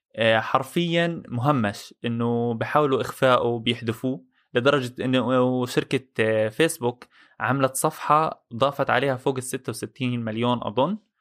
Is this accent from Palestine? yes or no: yes; Palestine; انا كفلسطيني